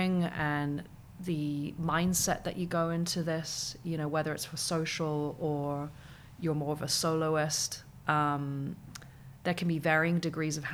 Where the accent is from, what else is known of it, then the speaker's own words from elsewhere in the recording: Hong Kong; also born or lived in United Kingdom; I come from Hong Kong